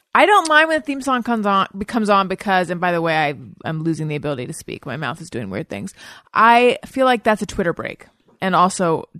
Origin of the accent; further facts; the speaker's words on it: California, United States; accent: California; With my California Dawn accent